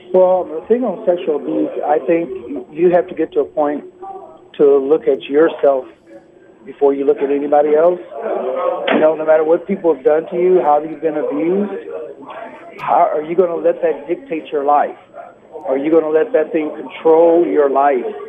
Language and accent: English; Peoria, Illinois, United States; moved away; my hometown of Peoria, Illinois